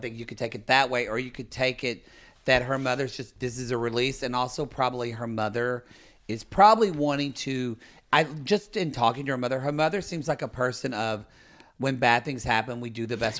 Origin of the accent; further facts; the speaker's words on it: Oklahoma, United States; I grew up in Oklahoma bubble.